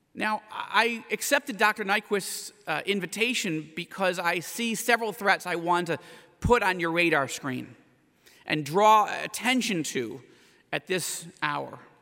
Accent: United States; I say that as an American

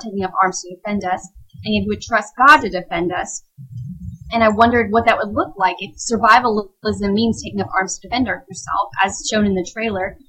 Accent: Tennessee, United States; also born or lived in Lancaster, Pennsylvania / Wisconsin; we moved to Tennessee area

